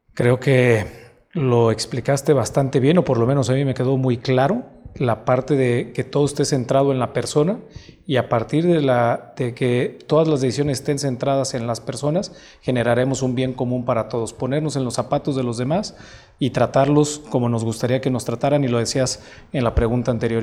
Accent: Mexico; tenemos un compromiso como mexicanos

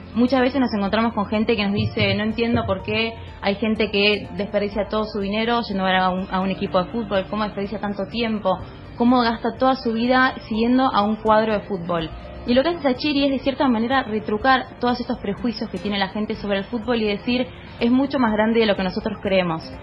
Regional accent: Argentina; somos los argentinos

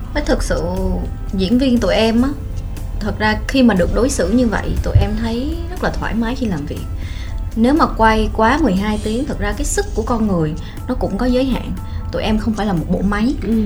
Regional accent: Vietnam; mình là người Việt Nam

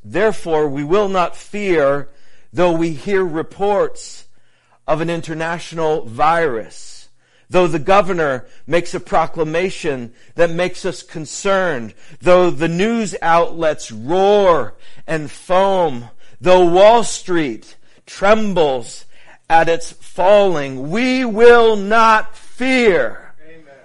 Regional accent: New England, United States; my time uh, growing up in New England

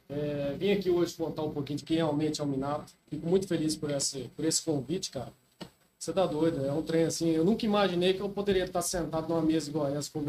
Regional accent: Paranatinga, Mato Grosso, Brazil; born there; also born or lived in Canarana; Rapaz, eu morava no interior, né? Uma cidadezinha que eu nasci, é, em Paranatinga, Mato Grosso. Uma cidadezinha bem pequenininha.

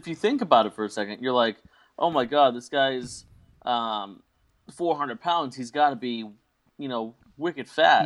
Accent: Boston, Massachusetts, United States; I am from Boston.

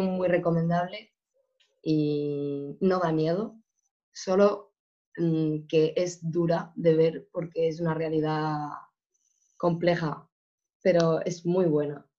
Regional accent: Spain; moved away as an adult; now in Porto, Portugal; mi universidad en España

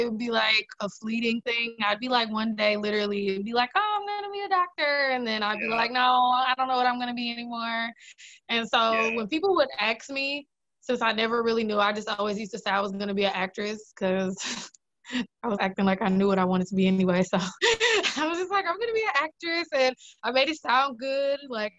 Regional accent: Brown Deer, Wisconsin, United States; From Milwaukee, yeah.

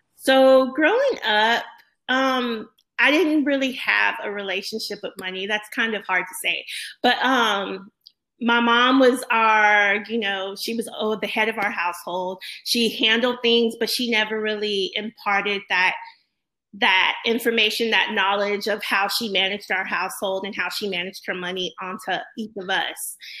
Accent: Corpus Christi, Texas, United States; also born or lived in Houston; I grew up in Corpus Christi, Texas

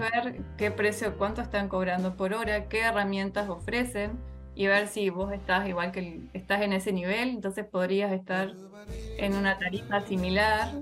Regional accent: Colonia Valdense, Colonia, Uruguay; soy de Colonia Valdense. Eh, hace, en el 2019 volví a vivir a Valdense después de un tiempo

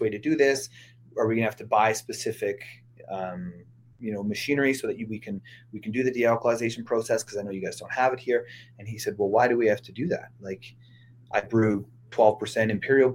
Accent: Saskatoon, Saskatchewan, Canada; moved away; I'm from Saskatoon, Saskatchewan originally.

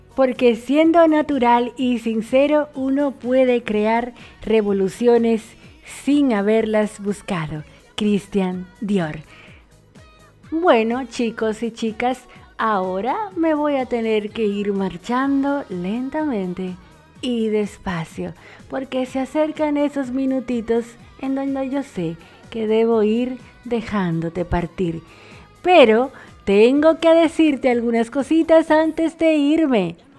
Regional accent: Dominican Republic; now in Argentina; una dominicana en Argentina y la dominicana más argentina

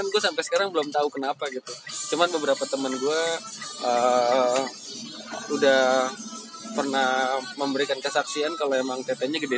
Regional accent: Ambon, Maluku, Indonesia; Saya Ambon.

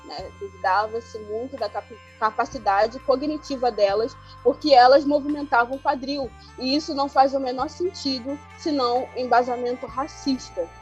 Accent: Angola; now in Brazil; Eu sou angolana, eu tô em diáspora, que é fora do continente, já fazem 21 anos

